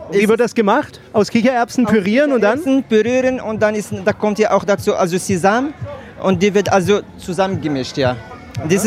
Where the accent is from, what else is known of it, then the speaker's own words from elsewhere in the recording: Marrakesh, Marrakesh-Safi, Morocco; Ich komme aus Marrakesch, ja genau.